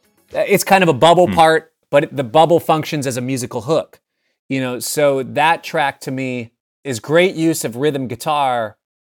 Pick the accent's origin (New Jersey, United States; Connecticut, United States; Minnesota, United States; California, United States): Minnesota, United States; Minneapolis; I grew up in Minneapolis. It's just in my blood. You know, the Minneapolis thing is in my blood.